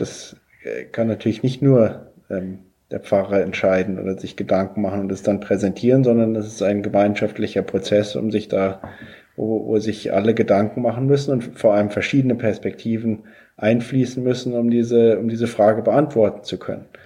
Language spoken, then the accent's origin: German; Bavaria, Germany; ich komme ja aus Bayern